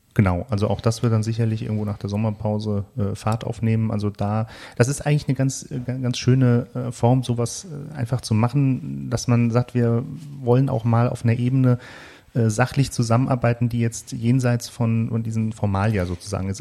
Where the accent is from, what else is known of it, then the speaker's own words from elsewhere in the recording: Frankfurt, Germany; ich bin ja nun in Frankfurt geboren